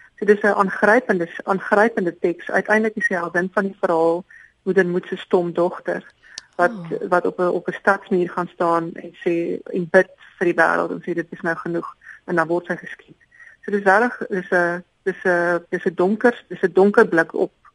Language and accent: Afrikaans; Free State, South Africa; first language Afrikaans; my geskiedenis as 'n Afrikaanssprekende wit persoon uit die Vrystaat